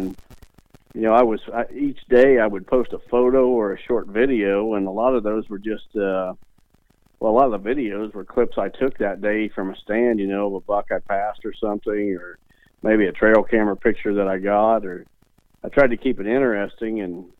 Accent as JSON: {"language": "English", "region": "Illinois", "country": "United States", "tie": "born or raised there", "said": "some guys that live out of state and they're hunting my home state, Illinois"}